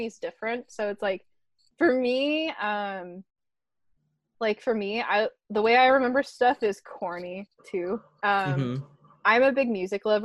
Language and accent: English; near San Francisco, Northern California, United States; also born or lived in San Diego; I grew up near San Francisco.